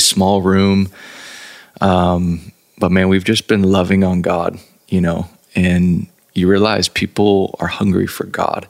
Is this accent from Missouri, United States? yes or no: no; Texas, United States; Born and raised in Texas